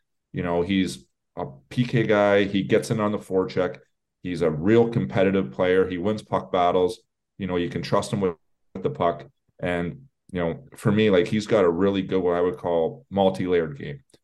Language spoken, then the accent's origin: English; Canada; I'm Canadian